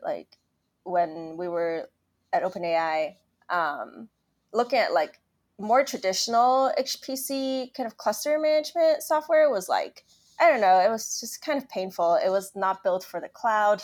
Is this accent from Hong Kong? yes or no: yes; Hong Kong; I grew up in Hong Kong